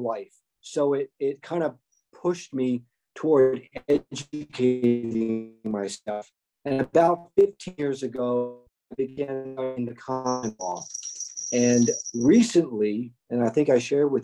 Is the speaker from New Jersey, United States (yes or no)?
yes; New Jersey, United States; I was raised in New Jersey, and I literally grew up in the shadow of the revolution